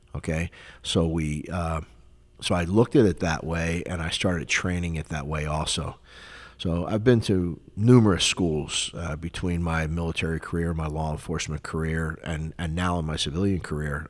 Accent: Philadelphia, Pennsylvania, United States; moved away as an adult; also born or lived in West Palm Beach, Florida; now in South Florida, United States; I grew up in Philadelphia, Pennsylvania for 19 years. I was born and raised there

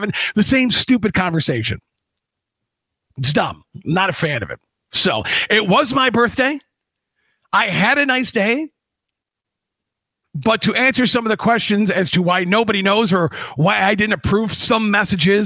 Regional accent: Cleveland, Ohio, United States; my hometown football team, the Cleveland Browns

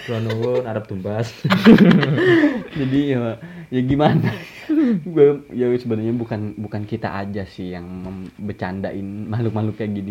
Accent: Kalimantan, Indonesia; kalau kata orang kita kan orang Kalimantan kan kita bisa ditegur juga kan apa ya bahasanya ya kepidaraan.

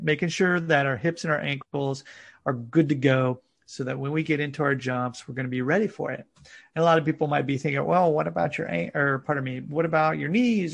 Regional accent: United States; now in Japan; I'm originally from the United States

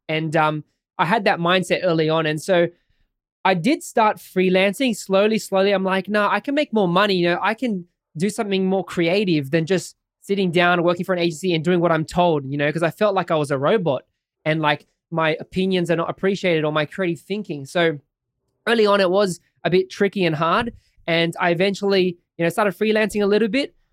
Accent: Sydney, New South Wales, Australia; I'm an Aussie guy from Sydney, Australia. Lived here all my life

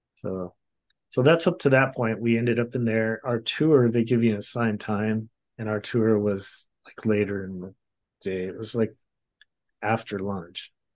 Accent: Long Beach, California, United States; I grew up in Southern California in Long Beach, California area

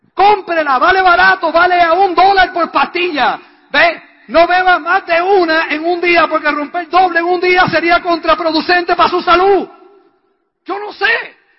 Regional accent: Puerto Rico; La respuesta mía, puertorriqueña

